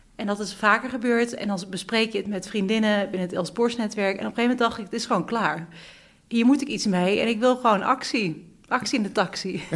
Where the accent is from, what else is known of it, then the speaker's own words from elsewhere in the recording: Beuningen, Gelderland, Netherlands; now in The Hague, Netherlands; ik kom uit Beuningen. En toen ik, dat is een plekje naast Nijmegen, en toen ik hier naartoe ging